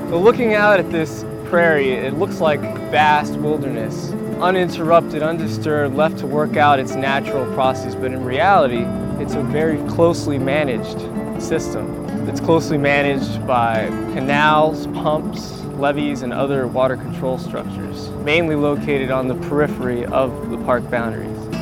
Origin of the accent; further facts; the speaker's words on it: South Florida, United States; I grew up in the South Florida area